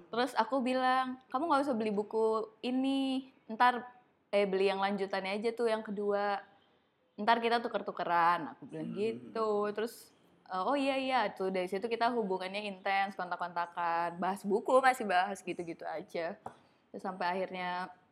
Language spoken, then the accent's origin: Indonesian; Bandung, West Java, Indonesia; moved away; Bandung itu tempat asalku